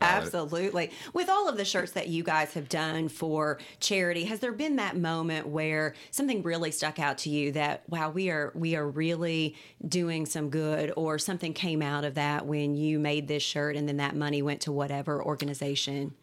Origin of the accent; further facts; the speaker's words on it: Cynthiana, Kentucky, United States; Cynthiana, I'm from Cynthiana.